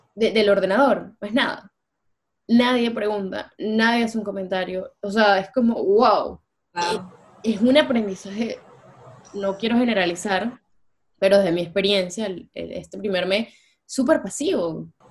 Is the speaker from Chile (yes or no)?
no; Venezuela; moved away as an adult; como venezolanos nosotros